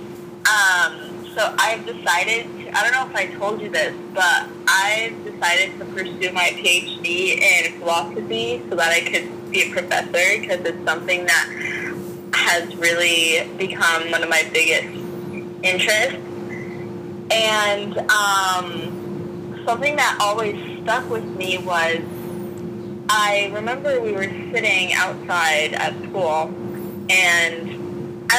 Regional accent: Worcester, Massachusetts, United States; now in California, United States; I'm originally from Worcester, Massachusetts

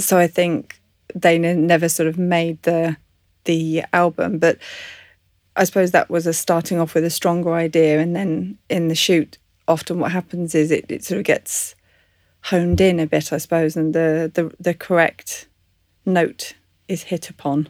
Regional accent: English countryside, England, United Kingdom; I was brought up in the English countryside

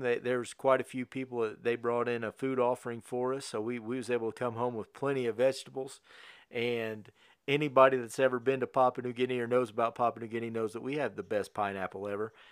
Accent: Connersville, Indiana, United States; moved away as an adult; also born or lived in New Castle, Indiana; we moved to Newcastle in two thousand thirteen, but we was raised in Connorsville

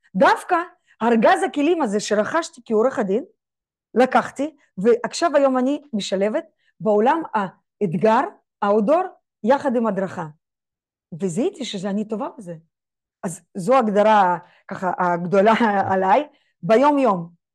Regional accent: Israel; אני ישראלית, בישראל יהודייה

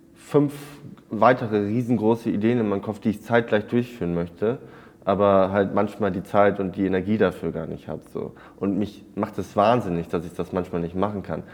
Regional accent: East Frisia, Lower Saxony, Germany; ich bin auf dem Bauernhof in Ostfriesland groß geworden

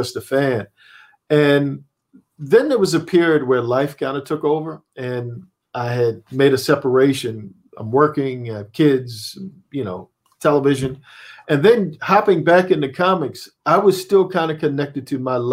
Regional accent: Annapolis, Maryland, United States; moved away; I'm from Annapolis, Maryland

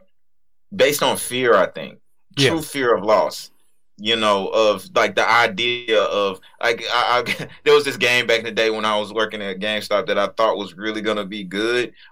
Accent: United States; I'm an American

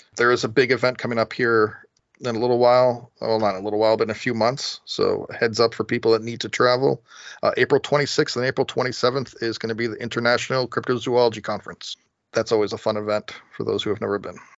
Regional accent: New England, United States; Growing up in New England

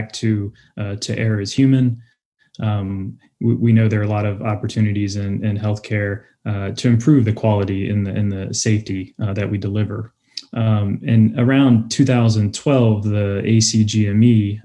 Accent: Louisiana, United States; moved away as an adult; now in Virginia, United States; I'm from Louisiana.

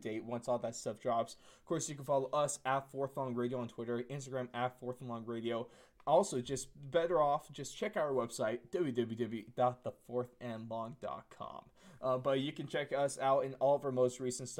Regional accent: United States; an American-born

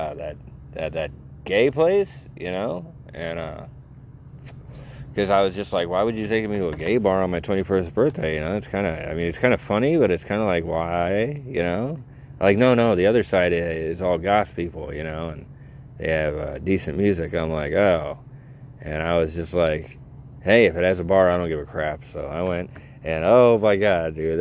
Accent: Naples, Florida, United States; I'm from Naples, Florida

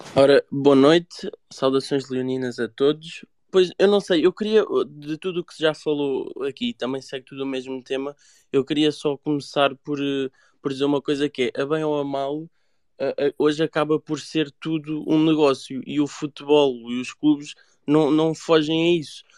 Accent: Mafra, Lisbon, Portugal; Eu sou de Mafra

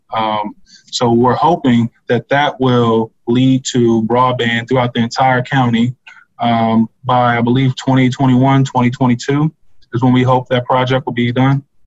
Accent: Locust Grove, Virginia, United States; I grew up in Locust Grove

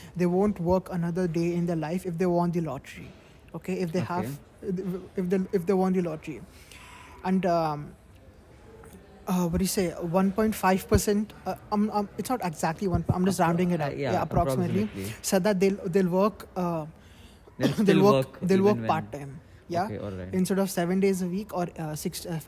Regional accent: India; now in United Arab Emirates; I'm from India

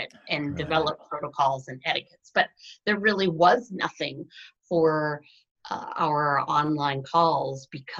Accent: Ohio, United States; moved away as an adult; also born or lived in New York City; I grew up in Ohio my entire life

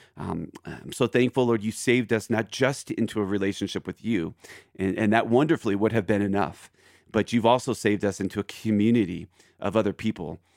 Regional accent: Philadelphia, Pennsylvania, United States; now in Aurora, Colorado, United States; I'm originally from Philadelphia

